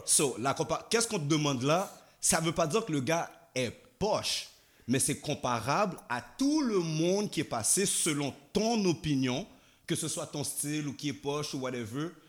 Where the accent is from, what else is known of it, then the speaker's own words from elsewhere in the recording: Haiti; French is a second language; now in Quebec, Canada; je suis né en Haïti. Fait que moi, j'ai dû apprendre le français ici.